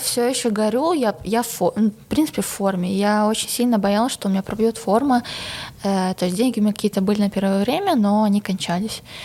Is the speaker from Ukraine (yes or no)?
no; Belarus; moved away as an adult; now in Moscow, Russia; я действительно наивная белоруска